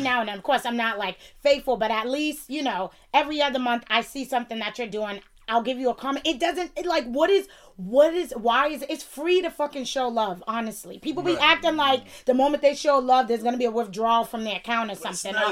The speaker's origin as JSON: {"language": "English", "town": "Boston", "region": "Massachusetts", "country": "United States", "accent": "Bostonian", "said": "my my Bostonian accent"}